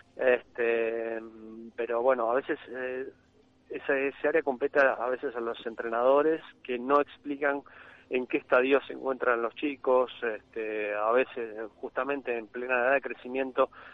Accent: Argentina; also born or lived in Buenos Aires; como argentinos

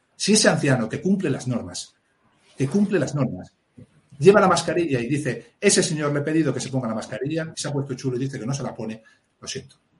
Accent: Mieres, Asturias, Spain; nací en Miares, en la cuenca minera del Caudal, en Asturias

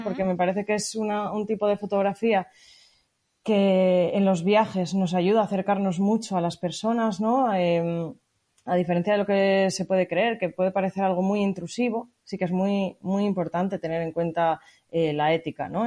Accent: Montaña Palentina, Castile and León, Spain; moved away; En la propia montaña palentina que es de donde soy yo

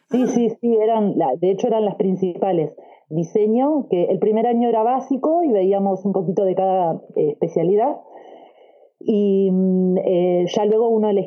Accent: Argentina; now in Australia; soy argentina y vivo en Australia.

